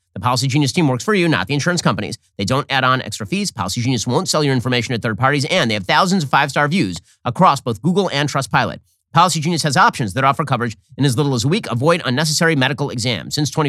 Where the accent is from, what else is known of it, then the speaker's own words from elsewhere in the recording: Florida, United States; I'm not satisfied with what abortion policy is going to be in my home state of Florida.